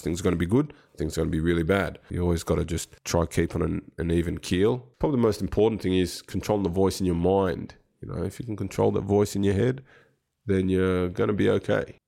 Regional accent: Sydney, New South Wales, Australia; now in Adelaide, Australia; I grew up in Sydney, which is also a great place

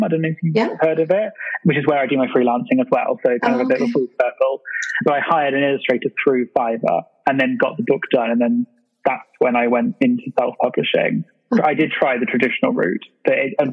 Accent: England, United Kingdom; also born or lived in London; you may have guessed from the accent, I'm from England. I'm currently living in London

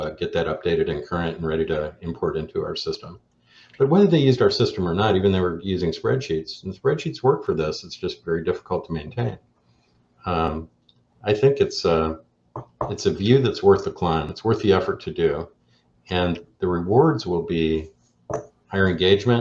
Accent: Chicago, Illinois, United States; I'm from Chicago

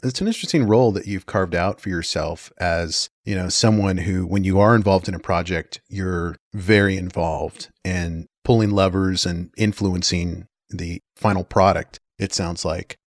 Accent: Washington, United States; also born or lived in Houston, Texas; I grew up in Washington, spent some time in Texas, came back

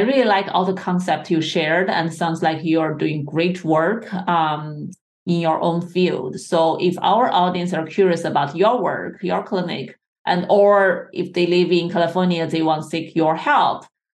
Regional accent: China; I think in Asian culture, I grew up in China, Asian culture is all about harmony and balance.

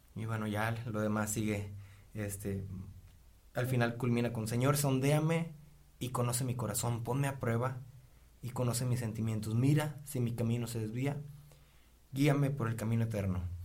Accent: Río Bravo, Tamaulipas, Mexico; soy originario de Río Bravo, Tamaulipas

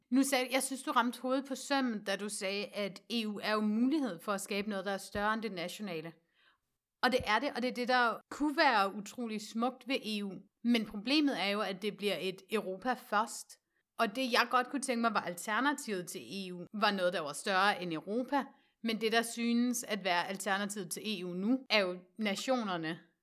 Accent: West Jutland, Central Denmark Region, Denmark; nu er jeg jo fra Vestjylland

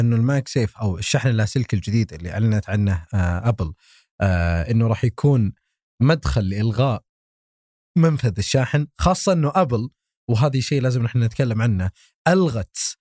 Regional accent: Saudi Arabia; عندنا في السعوديه

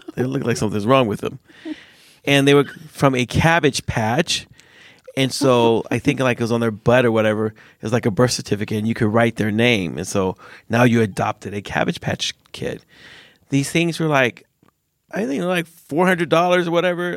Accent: United States; now in Sweden; I grew up in America.

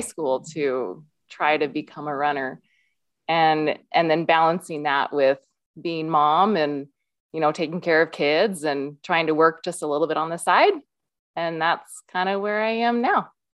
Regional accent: Iowa, United States; moved away as an adult; now in Utah, United States; I live in Utah. I grew up in Iowa and, uh, came out to Utah for school, for college

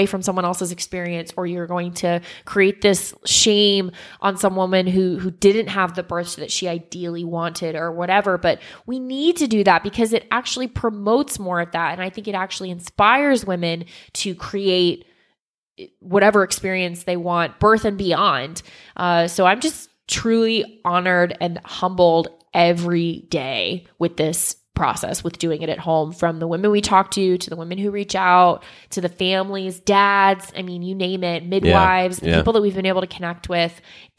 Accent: Sacramento, California, United States; I'm from Sacramento, California, by the way. If you're ever out here, let me know.

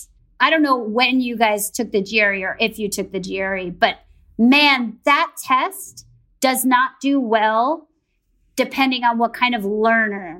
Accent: the New York area, United States; I grew up in the New York area

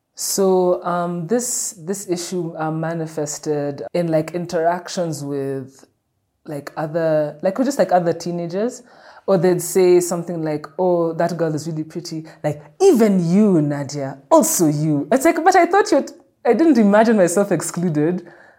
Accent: Dublin, Leinster, Ireland; I remember even when I was growing up in Dublin, they used to have this school magazine.

